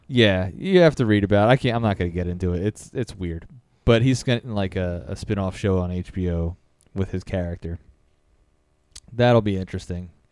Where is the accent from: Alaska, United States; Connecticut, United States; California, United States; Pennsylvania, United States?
Pennsylvania, United States; Philadelphia; I'm from Philly, but my neighborhood in, uh, Roxborough